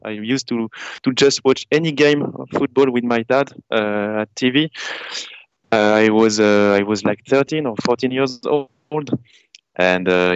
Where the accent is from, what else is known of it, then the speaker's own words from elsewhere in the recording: Paris, Île-de-France, France; I am from, I'm from Paris. So I'm one of these guys who is in Paris